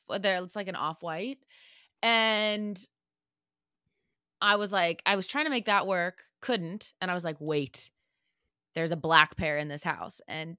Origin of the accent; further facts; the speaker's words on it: St. Louis, Missouri, United States; Yeah, I'm a Bud Light girl because I grew up in the Budweiser capital. So that's what everybody drank. Like Budweiser is in St. Louis.